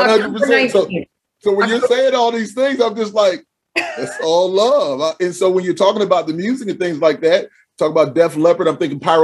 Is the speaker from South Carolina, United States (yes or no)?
yes; Charleston, South Carolina, United States; born there; my father was, although he was in the Army, I was born in Charleston in the Naval base is right there.